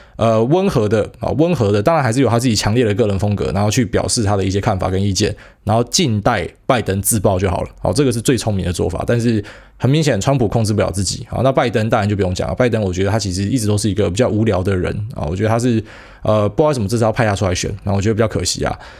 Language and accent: Chinese; Taiwan; 我们台湾人